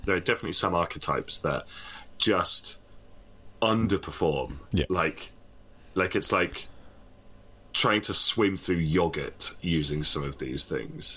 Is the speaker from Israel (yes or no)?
no; United Kingdom; I'm British.